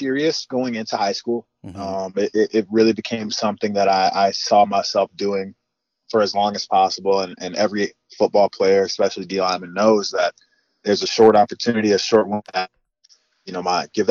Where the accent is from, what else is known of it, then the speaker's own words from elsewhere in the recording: Northwest Indiana, United States; I'm from Northwest Indiana. My parents were born and raised in Gary, Indiana. I went to Lake Central High School